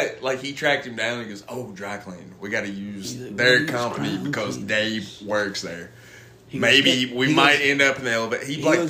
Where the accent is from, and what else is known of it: Portland, Tennessee, United States; accent: southern